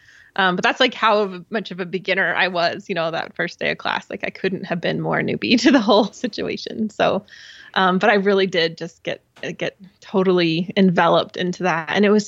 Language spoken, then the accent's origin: English; Utah, United States; I grew up in Southern Utah, and my dad and I went on kind of a, it must have been some kind of guided hike.